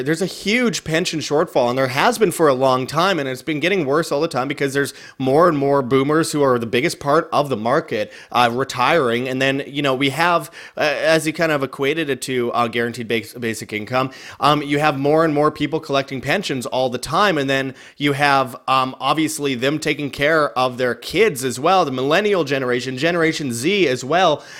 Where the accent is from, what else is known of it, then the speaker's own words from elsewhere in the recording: Canada; moved away; originally being Canadian